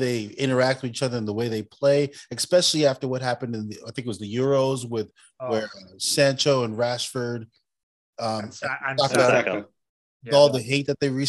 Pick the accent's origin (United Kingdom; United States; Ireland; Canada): United States; Being American.